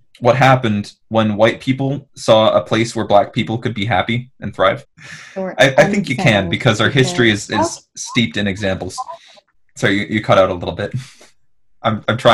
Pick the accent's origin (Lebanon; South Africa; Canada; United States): Canada; this is where I identify as being from